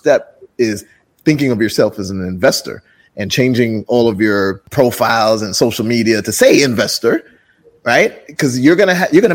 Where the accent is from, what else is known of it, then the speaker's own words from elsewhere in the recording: Jamaica; moved away; also born or lived in Brooklyn, New York, United States; I'm originally from Jamaica, grew up in Jamaica and then moved to Brooklyn, New York and grew up there too.